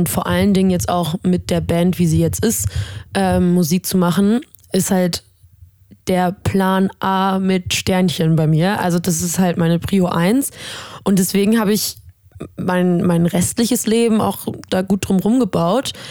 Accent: Stuhr, Lower Saxony, Germany; now in Bremen, Germany; Äh, ich komme gebürtig aus Stur, also gar nicht so weit weg von Bremen, wohne jetzt hier in Bremen seit ein paar Jahren.

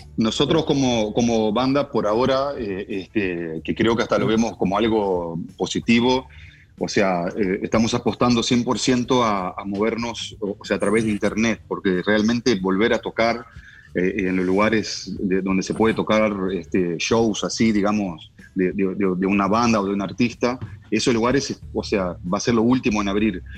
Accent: Uruguay; now in Los Angeles, United States; somos todos como uruguayos

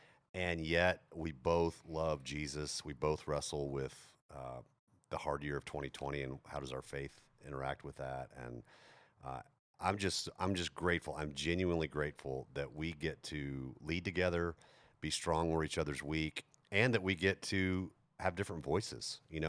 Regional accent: Texas, United States; also born or lived in Europe; He's from Mississippi. I grew up in Europe, you know, even though I'm a Texas kid.

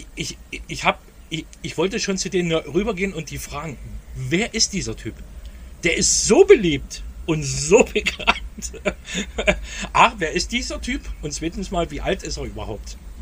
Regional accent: East Germany, Germany; ich bin im Endeffekt nie so aufgewachsen in der DDR damals

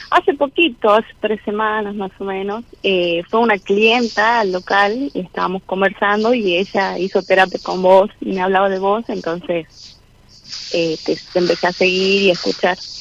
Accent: San Miguel de Tucumán, Tucumán, Argentina; de Tucumán

